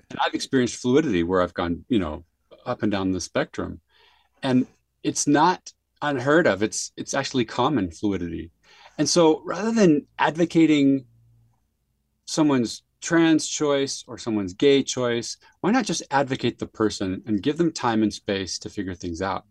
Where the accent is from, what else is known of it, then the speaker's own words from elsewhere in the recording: San Jose, California, United States; now in Utah, United States; I grew up in San Jose, California